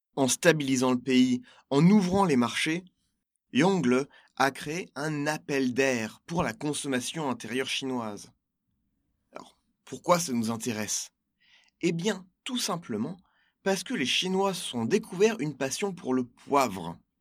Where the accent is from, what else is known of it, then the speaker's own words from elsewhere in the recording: Normandy, France; also born or lived in French Algeria (pied-noir); je suis normand je suis pied-noir je suis français